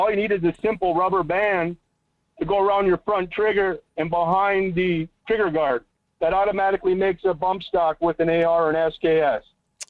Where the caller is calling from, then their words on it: Las Vegas, Nevada, United States; Ah, we got some epic flooding here. It's not making the news.